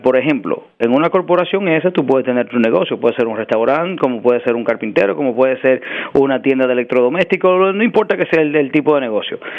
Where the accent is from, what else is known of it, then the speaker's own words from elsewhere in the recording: New York, United States; also born or lived in Dominican Republic; crecí en Washington Heights, me crié, crecí entre Washington Heights y el Bronx.